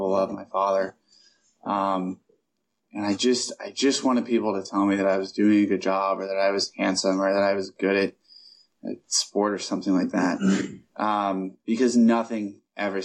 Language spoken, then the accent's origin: English; Columbus, Ohio, United States; I was born and raised in Columbus, Ohio